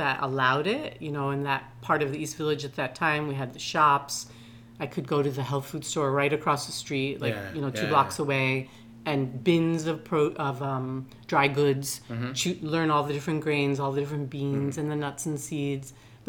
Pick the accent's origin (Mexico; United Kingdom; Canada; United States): Mexico; Veracruz; born there; moved away; My dad was no longer, I was born in Veracruz in Mexico.